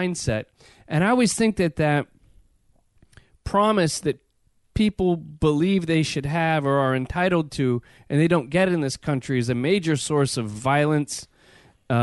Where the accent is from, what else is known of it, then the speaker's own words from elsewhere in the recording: United States; as an American